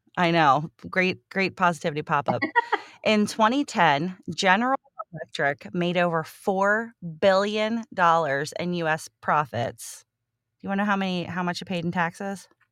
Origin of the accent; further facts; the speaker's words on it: Cincinnati, Ohio, United States; Cincinnati, and that is my hometown. Um, I have lived in Cincinnati my entire life